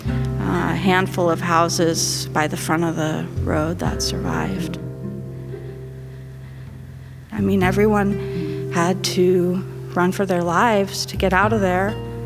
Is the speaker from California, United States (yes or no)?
yes; Last Chance, California, United States; born there; I was born in Last Chance.